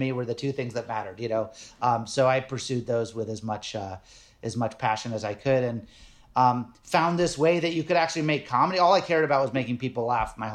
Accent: Nantucket, Massachusetts, United States; I grew up on Nantucket Island.

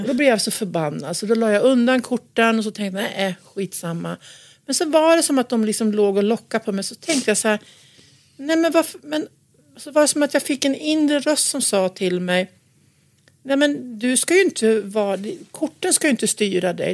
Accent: Gästrikland, Gävleborg County, Sweden; När jag växte upp så växte jag, växte jag upp på en, en gård ute, uppe i Gästrikland

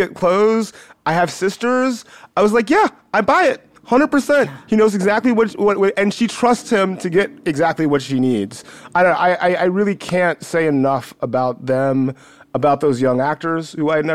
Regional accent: West Central Georgia, United States; I grew up in West Central Georgia

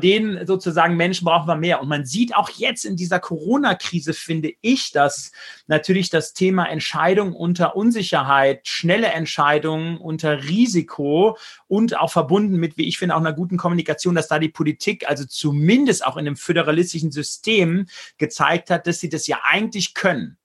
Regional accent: Germany; als Deutscher, als Europäer

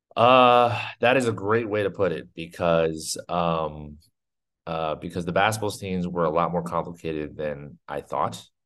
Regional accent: New Jersey, United States; I grew up in New Jersey

